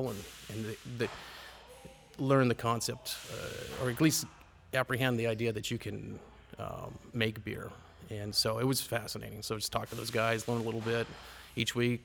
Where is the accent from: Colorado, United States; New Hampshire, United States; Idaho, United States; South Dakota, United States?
New Hampshire, United States; Goffstown; also born or lived in Los Alamos, New Mexico; And I originally grew up in New Hampshire, so I grew up in Goffstown, K through 12 school system.